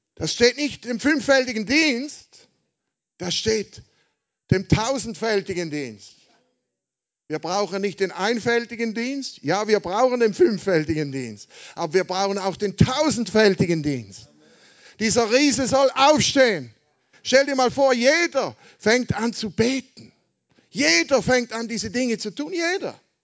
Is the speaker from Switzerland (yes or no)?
yes; Switzerland; Also ich komme aus der Schweiz, wie man hört, ja, nicht aus Amerika wie Gottfried